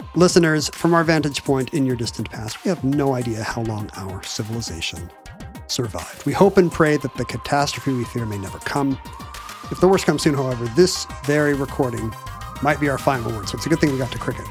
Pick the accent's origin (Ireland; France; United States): United States; as an American